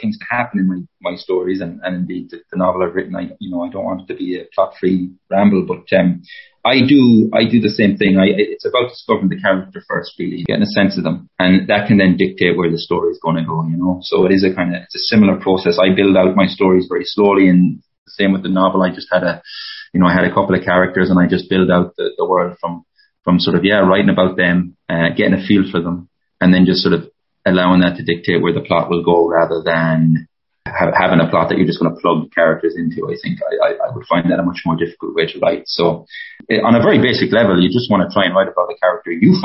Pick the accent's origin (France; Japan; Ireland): Ireland; Mayo, Connacht; moved away; also born or lived in Toronto; I'm from Mayo, the west of Ireland.